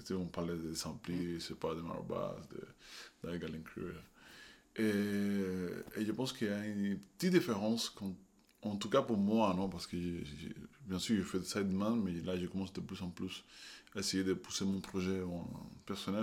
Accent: Havana, Cuba; French is a second language; moved away; je viens de, je suis né, et grandi à La Havane

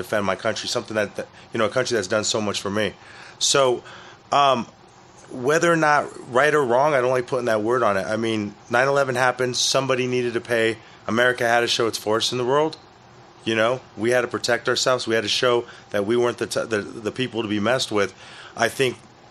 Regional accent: Denver, Colorado, United States; growing up in West Denver

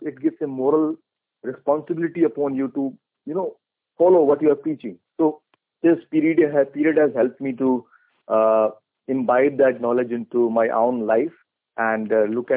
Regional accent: India; I'm from India.

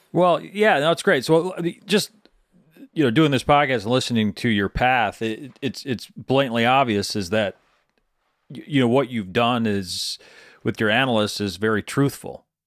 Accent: Michigan, United States; Where I grew up in Middle Michigan, it was, it was all Dell Chemical

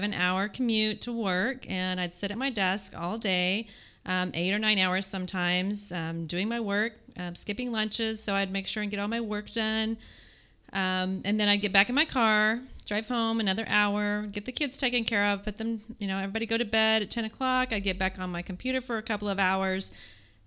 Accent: Kansas City, Missouri, United States; I am from Kansas City, Missouri

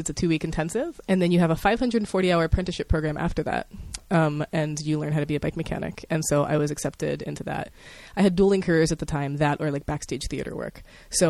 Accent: Pittsburgh, Pennsylvania, United States; moved away as an adult; now in Portland, United States; I'm from Pittsburgh, Pennsylvania.

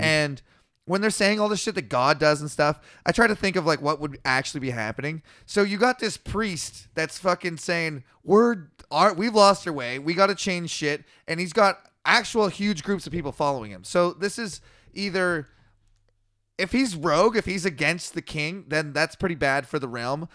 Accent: British Columbia, Canada; we're from British Columbia, Canada

